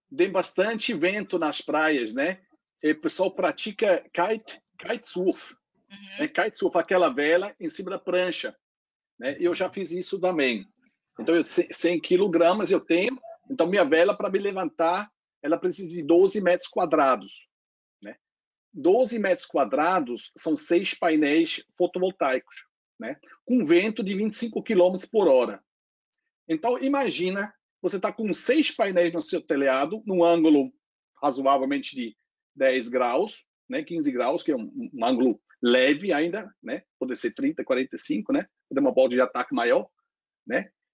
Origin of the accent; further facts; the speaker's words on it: Switzerland; accent: foreign; Portuguese is a second language; moved away as an adult; now in Brazil; também tem um sotaque estrangeiro. Eu veio muito próximo onde Martin também nasceu, acho que alguns alguns quilometrinhos, né? É da Suíça. Eu nasci lá no perto do da fronteira da a, em, em, fato, eu nasci na fronteira da Áustria com a Alemanha, tem um lago lá chamado Bodensee, Lago Constanz